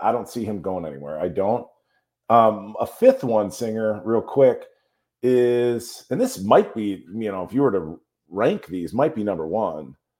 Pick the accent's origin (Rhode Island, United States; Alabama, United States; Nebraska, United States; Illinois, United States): Illinois, United States; Chicago; I'm from Chicago